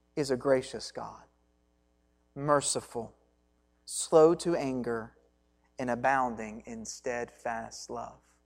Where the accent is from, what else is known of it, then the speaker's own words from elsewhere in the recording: Hancock County, Kentucky, United States; I grew up in just the other side of Breckenridge County in Hancock County, Kentucky